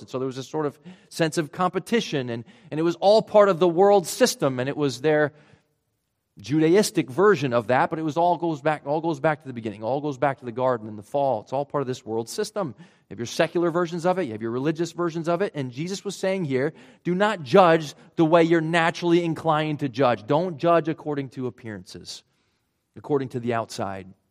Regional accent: Rhode Island, United States; accent: Rhode Island; moved away; my Rhode Island accent coming back there, pretty strong

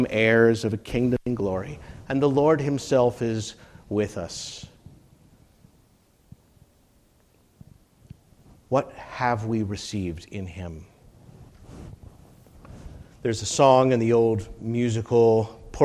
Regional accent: United States

